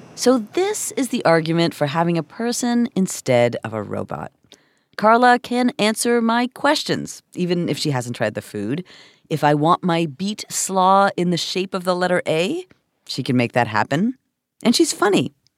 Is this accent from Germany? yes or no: no; Toronto, Ontario, Canada; this is my hometown